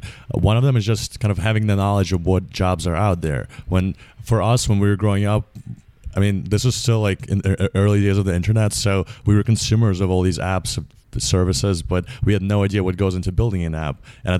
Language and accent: English; New York, United States; I grew up in New York, where a lot of my friends' parents were in finance.